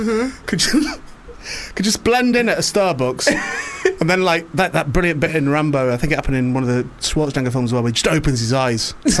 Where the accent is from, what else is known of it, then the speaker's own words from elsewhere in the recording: St Helens, North West England, United Kingdom; also born or lived in Warrington; Mate, St Helens.